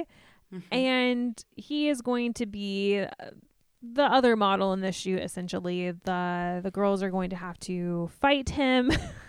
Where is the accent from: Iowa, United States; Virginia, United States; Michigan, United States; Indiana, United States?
Indiana, United States; we're from Indiana